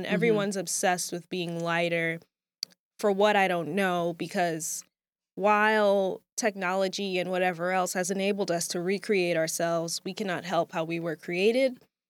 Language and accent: English; Jamaica; You know, as a Jamaican myself, I'm very familiar with the dancehall culture.